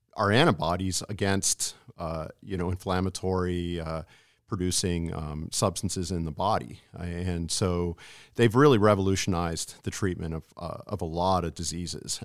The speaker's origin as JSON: {"language": "English", "region": "California", "country": "United States", "tie": "born or raised there", "also_born_or_lived": "San Antonio, Texas / Massachusetts", "moved": "as an adult", "lives_now": "Alaska, United States", "said": "I grew up in California"}